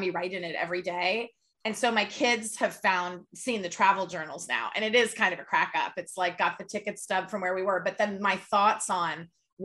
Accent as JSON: {"language": "English", "region": "California", "country": "United States", "said": "we're both from California"}